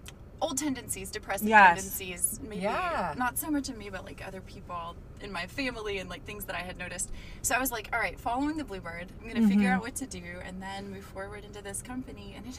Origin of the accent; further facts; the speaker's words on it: Murfreesboro, Tennessee, United States; moved away as an adult; also born or lived in Pittsburgh, Pennsylvania / Los Angeles, California; now in Pittsburgh area, United States; So I grew up just outside of Nashville, Tennessee, in the geographical center of the state of Tennessee. Murfreesboro.